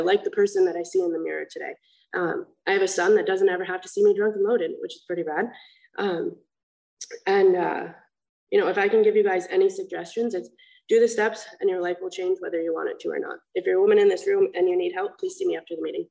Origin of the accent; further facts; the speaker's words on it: Vermont, United States; now in Huntington, United States; I'm from Vermont